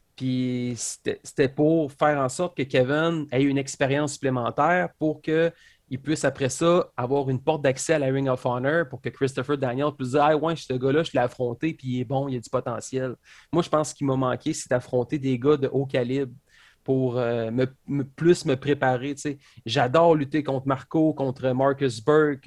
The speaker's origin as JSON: {"language": "French", "region": "Quebec", "country": "Canada", "said": "je viens de Québec, je suis un lutteur"}